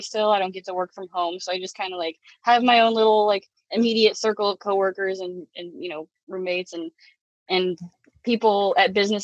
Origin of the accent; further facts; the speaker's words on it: Portland, Oregon, United States; I'm from the Portland metro area.